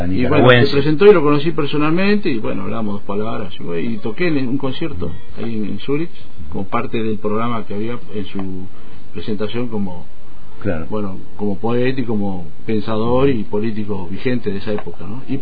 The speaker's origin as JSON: {"language": "Spanish", "country": "Argentina", "moved": "as an adult", "lives_now": "Switzerland", "said": "ya estando viviendo en Suiza, yo me fui en el año 81 de Argentina. Bueno, después regresé al 82, pasó todo lo de Malvinas y todo el drama"}